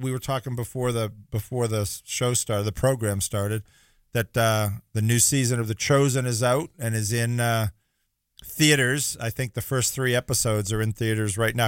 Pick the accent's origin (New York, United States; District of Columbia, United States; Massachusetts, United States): Massachusetts, United States; North Shore; now in Florida, United States; I grew up on the North Shore